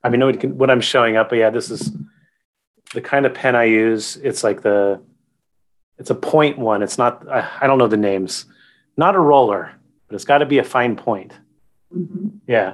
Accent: Gilroy, California, United States; now in Sacramento, United States; I grew up in a city in the Bay, barely in the Bay, called Gilroy, which is just south of San Jose

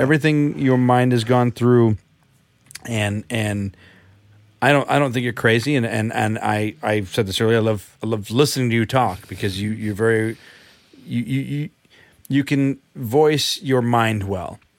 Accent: United States; me speaking as an American

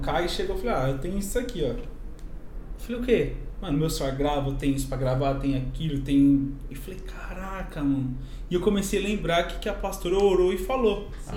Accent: São Paulo, Brazil; moved away as an adult; now in Buenos Aires, Argentina; vim de São Paulo, Zona Leste, de São Paulo

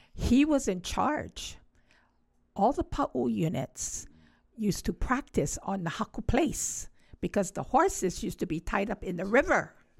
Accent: Honolulu, Hawaii, United States; I grew up right across the track field of Kaimukee High School

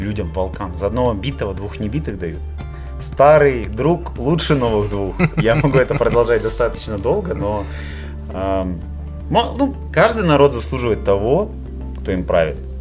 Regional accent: Kazakhstan; мы страна лоскутное одеяло

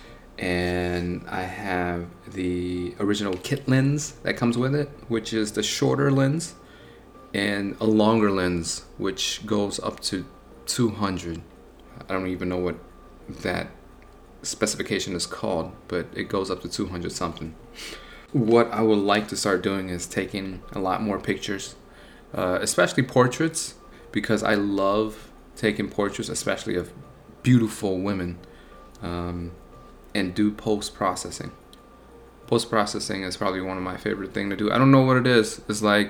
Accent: Buffalo, New York, United States; I'm from Buffalo, New York

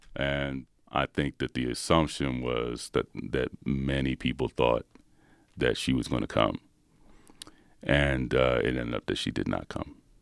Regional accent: Philadelphia, Pennsylvania, United States; I'm from Philadelphia.

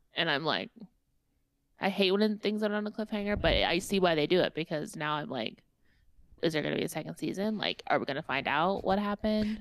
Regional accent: Indiana, United States; I am a Hoosier and I have my own accent.

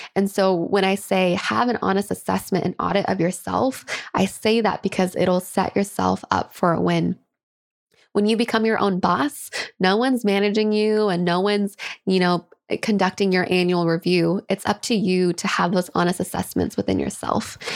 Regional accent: Kent, Washington, United States; my hometown of Kent, Washington

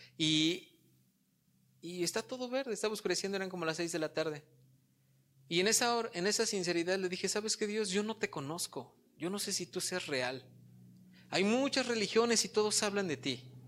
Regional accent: Polotitlán, State of Mexico, Mexico; soy de Polotitlán. Allá es muy, muy rural

